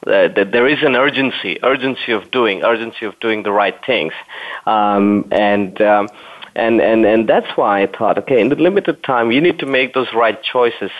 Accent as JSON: {"language": "English", "region": "Berlin", "country": "Germany", "tie": "born or raised there", "said": "I'm actually in the uh, capital city of Germany, Berlin uh, my favorite cities. That's my hometown as well."}